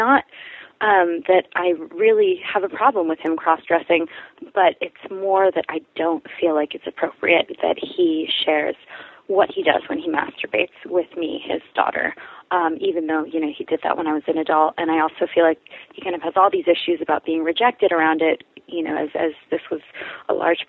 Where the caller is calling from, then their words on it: New York, United States; I am a 27-year-old bisexual female. I'm calling from New York